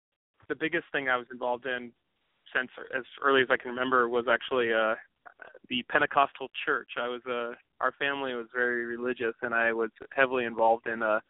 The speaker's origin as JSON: {"language": "English", "town": "Dallas Center", "region": "Iowa", "country": "United States", "tie": "born or raised there", "said": "I grew up in Dallas Center, Iowa. Actually, it's an hour outside of Des Moines. It's a really small town. It's about 1,300 people, I think. Now, that's where I grew up with my family."}